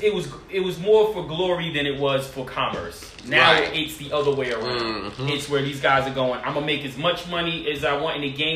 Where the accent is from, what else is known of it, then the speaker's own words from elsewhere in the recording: Newark, New Jersey, United States; I grew up in Newark. Projects, all that shit.